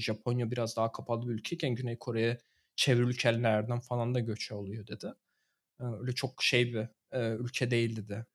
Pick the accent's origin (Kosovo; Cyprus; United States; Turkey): Turkey; now in Germany